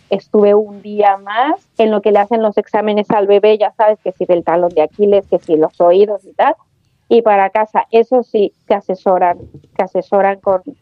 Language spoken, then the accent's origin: Spanish; Chile; moved away as an adult; now in Spain; yo me vine de Chile a España y me traje mi trabajo de Chile